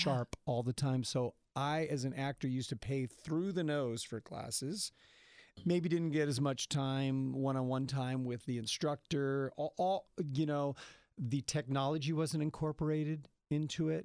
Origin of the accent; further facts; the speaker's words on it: Salinas Valley, California, United States; I grew up in the Salinas Valley